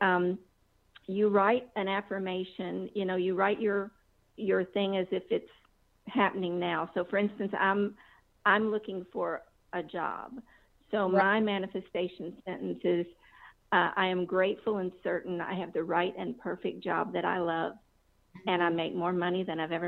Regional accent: Kentucky, United States; now in Woodstock, Georgia, United States; I'm originally from Kentucky

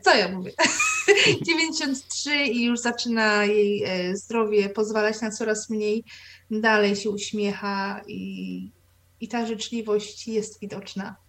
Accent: near Koszalin, West Pomeranian Voivodeship, Poland; ja wychowałam się nad, na, nad morzem, e, pod Koszalinem

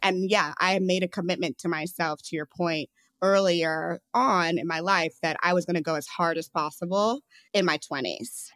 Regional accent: St. Louis, Missouri, United States; I'm from Saint Louis

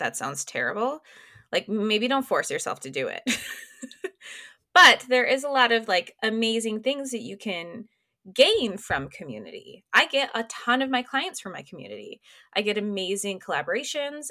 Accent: Minneapolis, Minnesota, United States; moved away as an adult; also born or lived in Des Moines, Iowa; Minneapolis, which is, like, my hometown

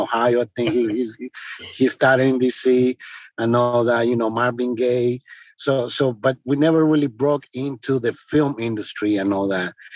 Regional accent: Paraguay; now in Washington, D.C., United States; I'm originally from Paraguay, but the US is my second country, and my city is Washington, D.C.

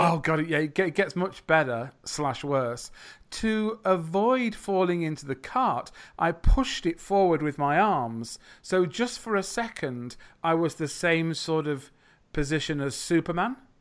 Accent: U K, England, United Kingdom; accent: English English, British English; I'm from the U K.

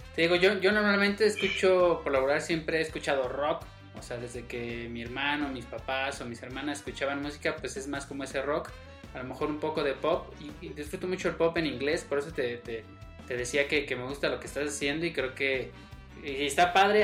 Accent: Mexico; also born or lived in State of Mexico; soy mexicano

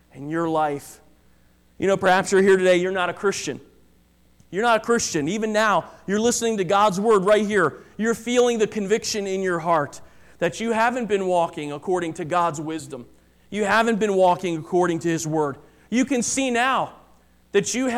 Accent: United States; as an American

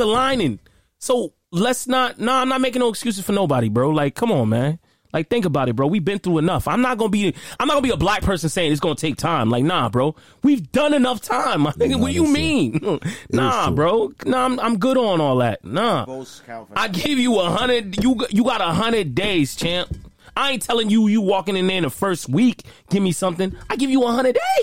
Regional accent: the South, United States; I'm from the South

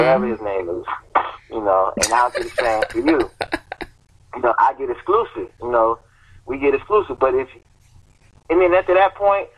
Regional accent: Miami, Florida, United States; moved away; I'm from Miami

